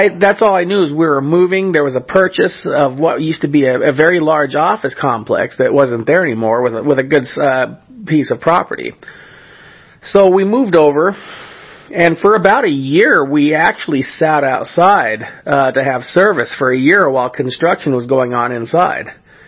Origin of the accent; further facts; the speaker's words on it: California, United States; the church that I grew up in California